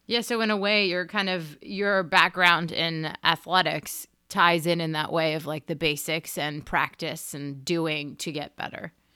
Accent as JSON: {"language": "English", "town": "Hampton Falls", "region": "New Hampshire", "country": "United States", "tie": "born or raised there", "said": "where I grew up in Hampton Falls, New Hampshire"}